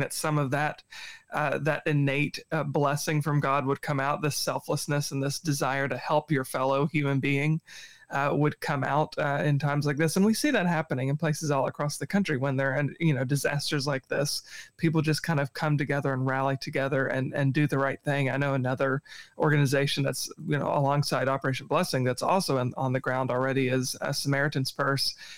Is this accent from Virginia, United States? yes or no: yes; Virginia Tidewater, United States; moved away; I'm from the East Coast, like Virginia Tidewater